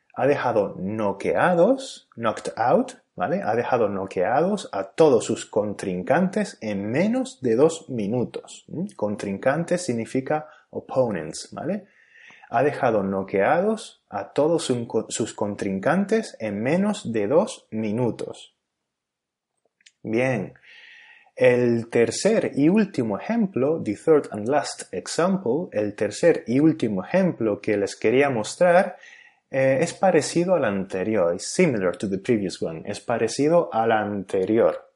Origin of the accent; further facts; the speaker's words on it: Canary Islands, Spain; first language Spanish; el país y la región de donde soy, es decir, España y Canarias, respectivamente